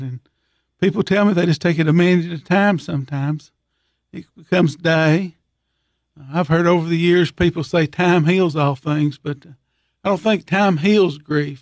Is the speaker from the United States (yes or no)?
yes; Monterey, Tennessee, United States; I grew up in Monterey my whole life other than when I was in school